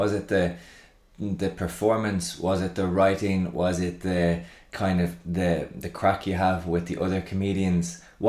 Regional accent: Dublin, Leinster, Ireland; now in New York, United States; I live in New York, but I'm from Dublin, and this man's like pronunciation is atrocious.

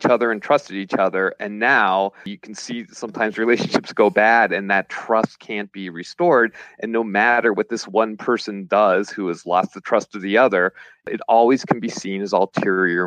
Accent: Pittsburgh, Pennsylvania, United States; I grew up in Squirrel Hill

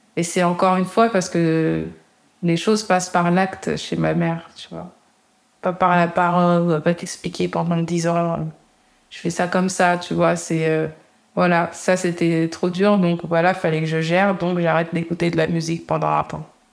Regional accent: Canteleu, Normandy, France; On a grandi à Campeu, on était dans un appartement

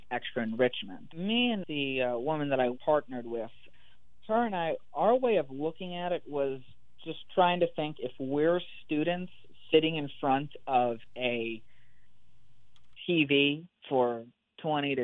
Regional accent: Pennsylvania, United States; moved away as an adult; now in Mississippi, United States; So I'm from Pennsylvania, and I went to school close

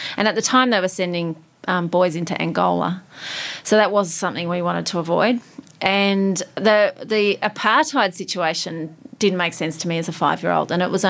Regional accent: Sydney, New South Wales, Australia; accent: Aussie; also born or lived in Johannesburg, South Africa / United Kingdom; I grew up in Sydney. I was born in Africa, but grew up in Sydney and on the North Shore.

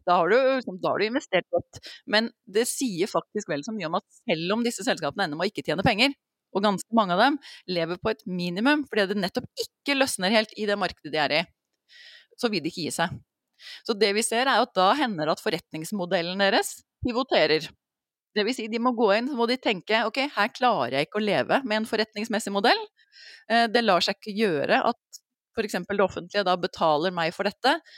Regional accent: Norway

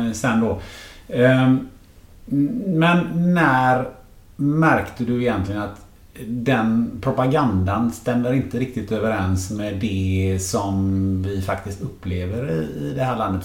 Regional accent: Sweden; jag är ju född i Sverige

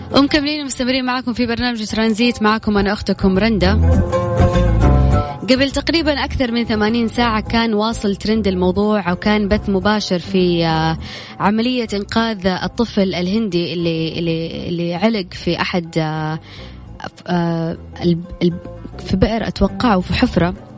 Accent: Saudi Arabia; عندنا في السعوديه

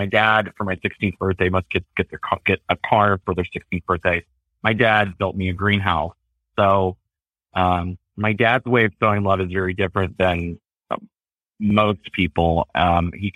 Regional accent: Chillicothe, United States; Chillicothe, where I grew up

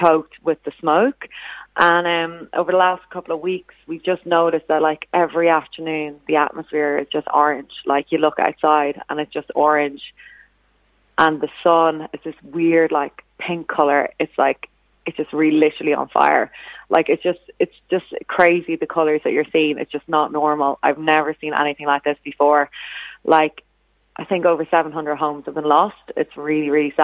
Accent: Ireland; now in Sydney, Australia; as an Irish person

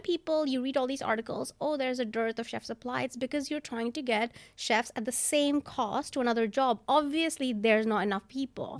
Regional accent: India; also born or lived in New York; now in London, United Kingdom; I'm from India

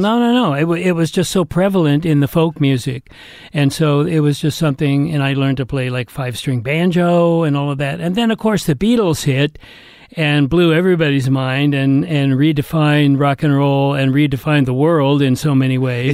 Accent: Atherton, California, United States; I was brought up in Northern California

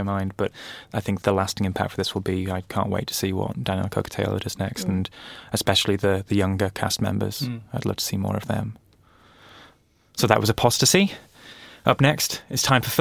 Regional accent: Manchester, North West England, United Kingdom; I'm from Manchester, the other side of Manchester from where this is set

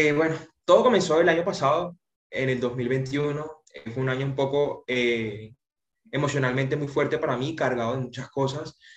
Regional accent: Socorro, Santander, Colombia; now in Santa Marta, Colombia; En realidad soy de Santander, eh, cerca de Bucaramanga, un pueblo, Socorro, Santander, pero mis papás eh, nos radicamos acá en Santa Marta

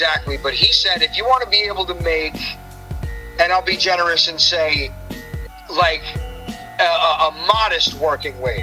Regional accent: East Coast, New York City area, United States; I'm from the East Coast and New York City generally in that area

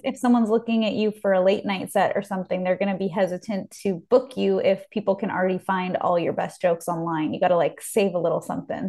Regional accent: Beverly Hills, California, United States; growing up in Beverly Hills

